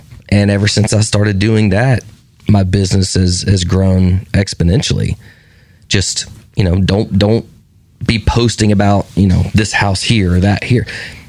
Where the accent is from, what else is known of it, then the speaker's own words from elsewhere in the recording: Brentwood, Tennessee, United States; also born or lived in North Alabama; So say, I grew up in Brentwood before it was Brentwood.